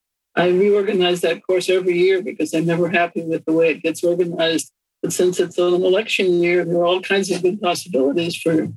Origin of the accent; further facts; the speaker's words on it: Nebraska, United States; In Nebraska.